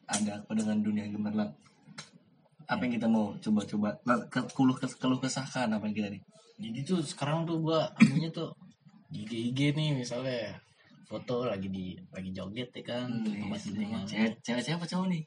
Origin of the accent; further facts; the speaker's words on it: East Jakarta, Jakarta, Indonesia; Kita bertiga berasal dari Jakarta Timur.